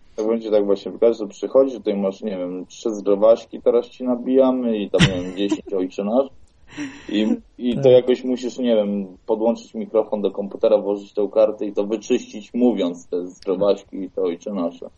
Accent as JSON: {"language": "Polish", "country": "Poland", "said": "skąd ja jestem z Polski"}